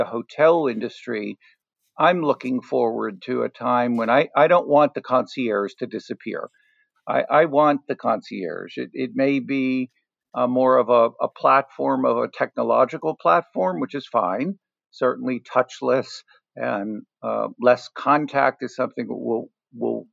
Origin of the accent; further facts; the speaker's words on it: New York City, New York, United States; as a kid and a young teenager growing up in Manhattan